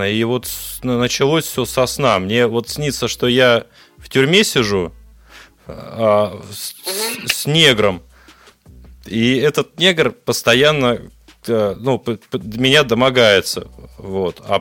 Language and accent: Russian; Obninsk, Kaluga Oblast, Russia; я вам сказала, что я с Обнинска.